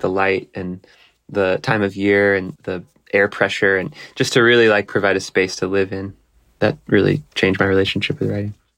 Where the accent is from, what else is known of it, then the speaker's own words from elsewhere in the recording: Texas, United States; I grew up in Texas playing gut house blues